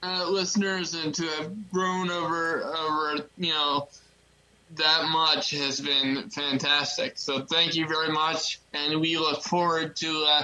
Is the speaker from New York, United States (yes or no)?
no; Maryland, United States; And my home state, ladies and gentlemen, is in fourth place with 9%. Why? Come on. What's going on? What the hell, Maryland? Have some loyalty. I've lived here my entire life.